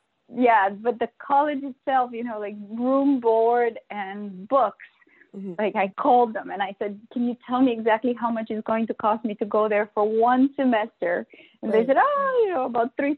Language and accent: English; Bulgaria; moved away as an adult; also born or lived in Nebraska, United States; now in United States; I grew up in Bulgaria during the end of the communist era and a bit after it